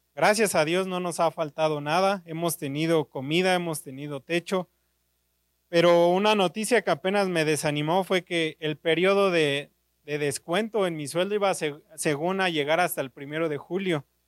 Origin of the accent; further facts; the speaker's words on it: Naucalpan, State of Mexico, Mexico; soy de Naucalpan